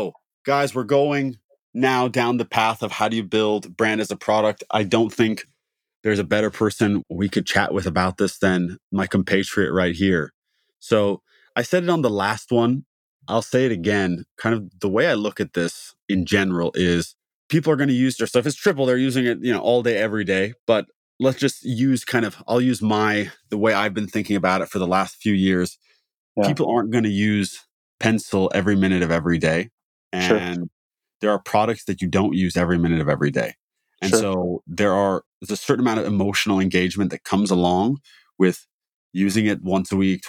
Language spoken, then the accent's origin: English; Midwest, United States; It's a tornado thing. Like, not that it's, I'm from the Midwest.